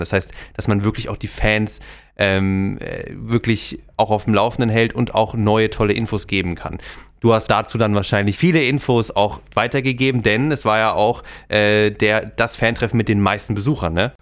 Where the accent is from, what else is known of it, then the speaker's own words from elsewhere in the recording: Freiburg, Baden-Württemberg, Germany; Ich komme auch aus Freiburg, bin dort geboren